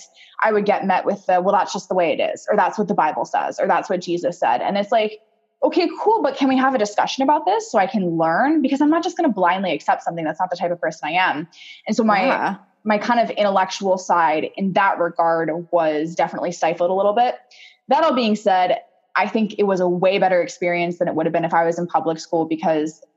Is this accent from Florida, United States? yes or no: no; Portland, Oregon, United States; also born or lived in Puyallup, Washington / Banks, Oregon; I was born in Puyallup, Washington, which is just south of Seattle, but I spent from 3 to 18 in Portland, Oregon